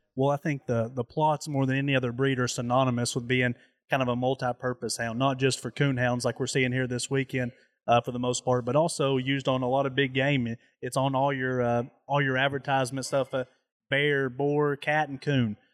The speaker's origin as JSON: {"language": "English", "region": "Southeast Tennessee", "country": "United States", "said": "I'm from Southeast Tennessee"}